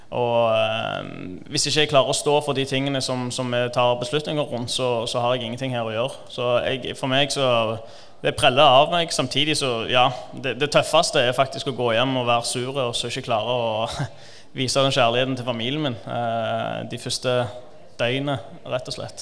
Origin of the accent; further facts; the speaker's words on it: Stavanger, Rogaland, Norway; also born or lived in Iran; kom til Norge da jeg var tre år, og har stort sett bodd der hele livet utenom når jeg studerte